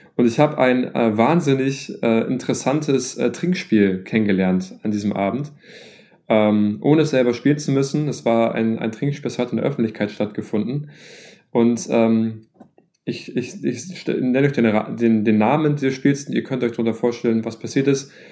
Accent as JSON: {"language": "German", "area": "north of Hamburg", "region": "Schleswig-Holstein", "country": "Germany", "tie": "born or raised there", "said": "in meiner Heimatstadt"}